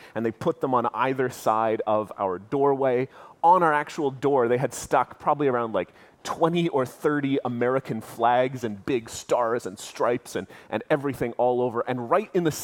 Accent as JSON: {"language": "English", "country": "Canada", "said": "we as Canadians"}